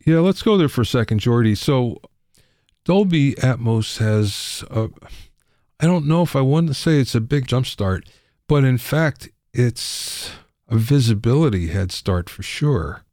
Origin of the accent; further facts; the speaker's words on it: Los Angeles, California, United States; I'm from Los Angeles